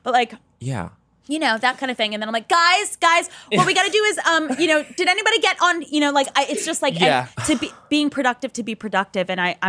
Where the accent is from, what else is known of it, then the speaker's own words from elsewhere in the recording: St. James, New York, United States; St. James.